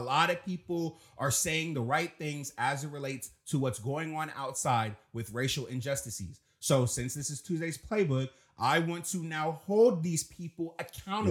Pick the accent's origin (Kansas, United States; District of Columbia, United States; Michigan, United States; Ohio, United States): District of Columbia, United States; Washington; I'm from Southeast D C. So, coming in, coming up in D C